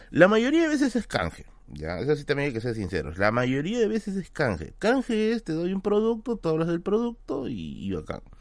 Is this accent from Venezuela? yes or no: yes; Venezuela; ¿cómo hasta que somos los venezolanos se viene el, el, el, acento, no?